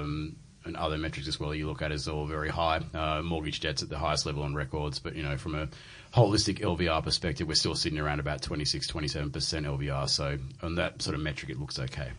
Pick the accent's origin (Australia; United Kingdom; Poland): Australia; Sydney, New South Wales; someone who's been born and raised in Sydney, where everything seems to be very expensive